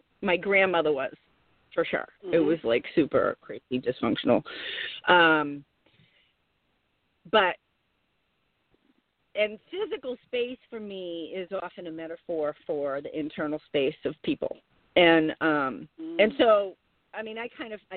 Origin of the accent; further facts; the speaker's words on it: Boston, Massachusetts, United States; moved away as an adult; also born or lived in San Francisco; So, I was born in Boston. I lived there until I was 35. I moved out to San Francisco in 1999